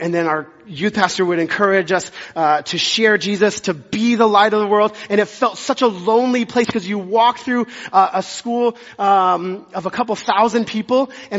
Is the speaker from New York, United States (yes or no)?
no; Dallas, Texas, United States; born or raised there; also born or lived in Amarillo, Texas